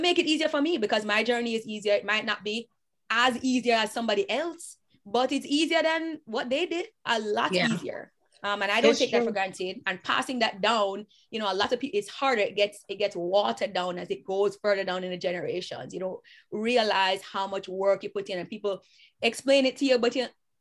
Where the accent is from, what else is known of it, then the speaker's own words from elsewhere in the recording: Jamaica; I am Jamaican